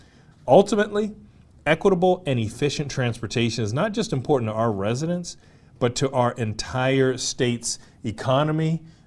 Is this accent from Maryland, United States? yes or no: yes; Baltimore County, Maryland, United States; moved away as an adult; now in Howard County, United States; Well, my parents grew up in Baltimore City. I grew up in Baltimore County, and now I'm here in Howard County.